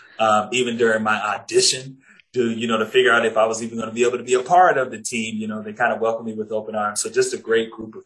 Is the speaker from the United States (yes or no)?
yes; Jacksonville, Florida, United States; moved away as an adult; I was at the NBC and ABC station in Jacksonville, Florida. It happened to be my hometown. That also happened to be the station that I grew up watching